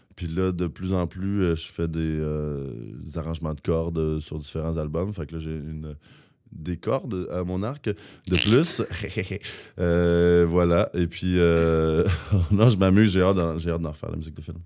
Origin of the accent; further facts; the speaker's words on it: Rouyn-Noranda, Quebec, Canada; quand on vient de Rouen